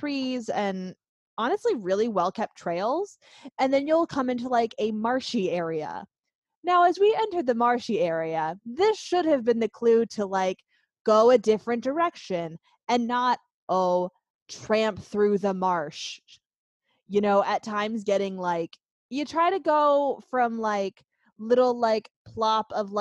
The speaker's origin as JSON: {"language": "English", "region": "Pennsylvania", "country": "United States", "tie": "born or raised there", "said": "We grew up in Pennsylvania with the Pennsylvania wilds"}